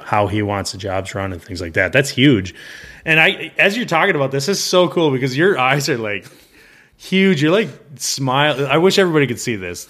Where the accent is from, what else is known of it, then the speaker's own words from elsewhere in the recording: Midwest, United States; I'm from the Midwest, so I get both extremes of weather where I live